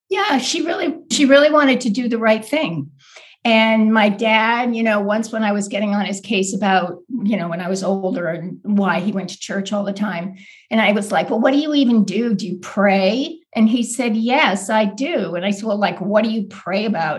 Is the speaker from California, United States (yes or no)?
no; Boston, Massachusetts, United States; I grew up right outside of Boston in the suburbs